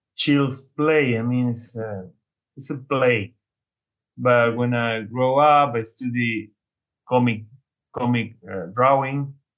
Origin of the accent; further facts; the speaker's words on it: Argentina; I'm from Argentina.